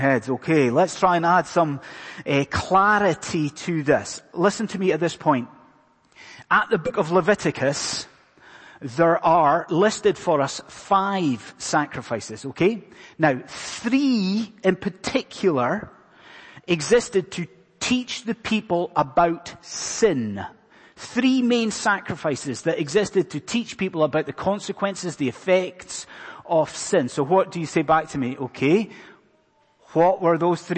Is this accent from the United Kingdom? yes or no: yes; Scotland, United Kingdom; being a Scotsman, not an Irishman